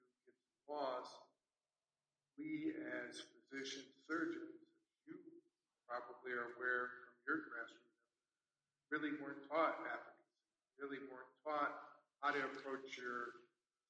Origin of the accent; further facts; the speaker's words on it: New Britain, Connecticut, United States; I grew up in New Britain